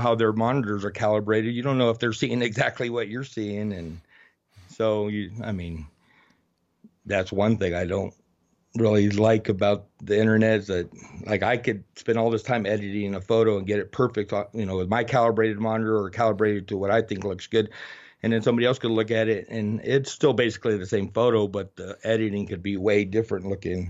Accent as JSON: {"language": "English", "town": "Oracle", "region": "Arizona", "country": "United States", "tie": "born or raised there", "also_born_or_lived": "Tucson, Arizona / Nevada", "said": "I grew up out here in a rural area"}